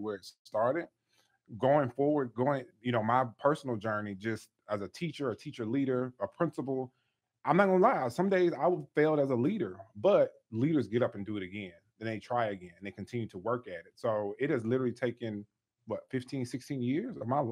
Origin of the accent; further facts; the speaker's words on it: Louisiana, United States; moved away; I'm from Louisiana.